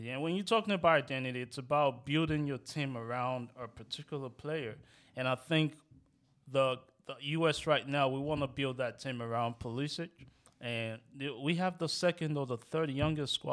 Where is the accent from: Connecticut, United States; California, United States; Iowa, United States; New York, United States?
New York, United States; Rosedale; Like I live, you know, I'm from Rosedale.